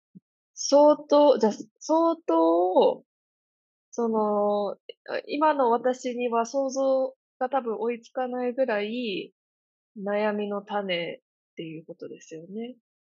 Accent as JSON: {"language": "Japanese", "region": "Kansai", "country": "Japan", "moved": "yes", "said": "私関西から来てるんで"}